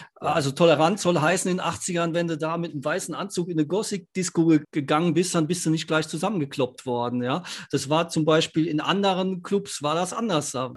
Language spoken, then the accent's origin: German; Ludwigshafen, Rhineland-Palatinate, Germany; Ich bin in Ludwigshafen groß geworden.